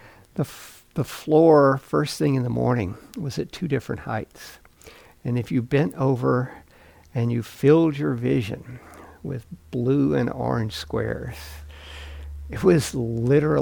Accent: Mississippi, United States; When I was a kid, I grew up in Mississippi

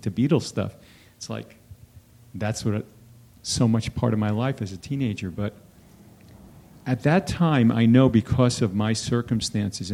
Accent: East Coast, United States; moved away; this Saturday is my high school, I'm from the East Coast, we're having a West Coast and East Coast reunion

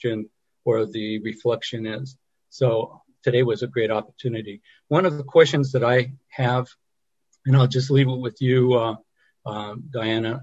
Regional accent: Phoenix, Arizona, United States; I'm from Phoenix, Arizona

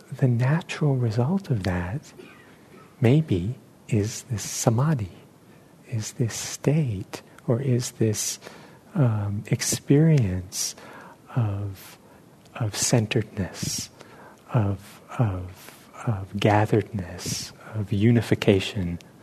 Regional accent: New York City, New York, United States; moved away; where I grew up in New York City

